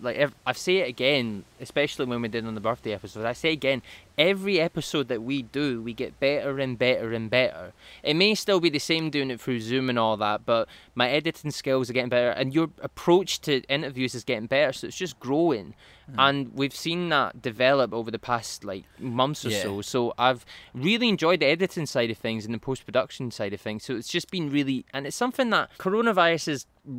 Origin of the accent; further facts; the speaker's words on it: Fife, Scotland, United Kingdom; also born or lived in Glasgow; I'm from Fife. Mm-hmm. We're both Fife.